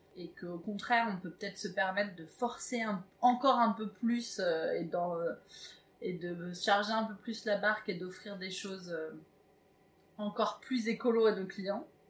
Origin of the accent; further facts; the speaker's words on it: Évreux, Normandy, France; je viens d'Evreux